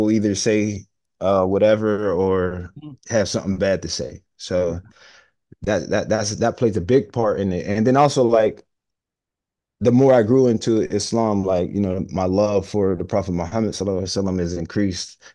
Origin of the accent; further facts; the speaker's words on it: Homewood, United States; growing up in Homewood